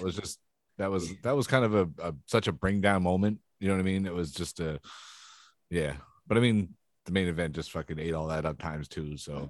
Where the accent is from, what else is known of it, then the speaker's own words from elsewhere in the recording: Canada; I'm Canadian